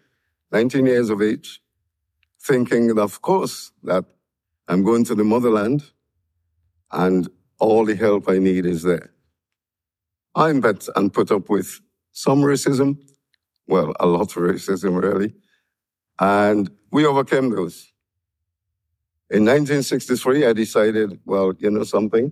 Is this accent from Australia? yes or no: no; St. Vincent & Grenadines; now in United Kingdom; When I left my island, St. Vincent and the Grenadines, we were British. I came here as a British subject